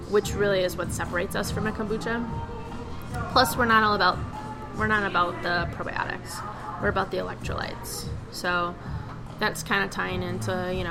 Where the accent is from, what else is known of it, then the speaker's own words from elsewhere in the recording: Healy, Alaska, United States; moved away as an adult; now in Minnesota, United States; if you've heard of Healy, it's the town, that's where I grew up.